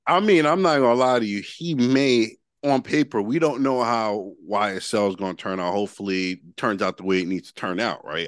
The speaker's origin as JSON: {"language": "English", "town": "Yonkers", "region": "New York", "country": "United States", "said": "I'm from Yonkers"}